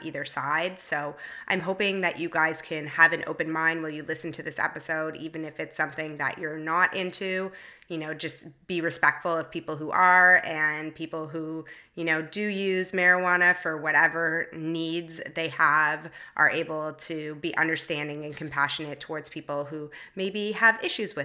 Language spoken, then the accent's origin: English; Toronto, Ontario, Canada; now in San Francisco, United States; I love meeting a fellow Torontonian. I'm also from Toronto and live in San Francisco.